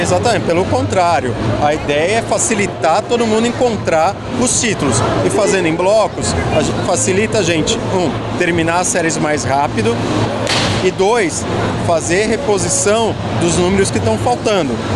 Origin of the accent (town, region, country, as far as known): Brazil